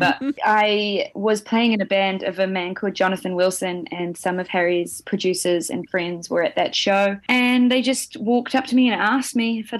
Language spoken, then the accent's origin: English; Tauranga, Bay of Plenty, New Zealand; I grew up in Tauranga.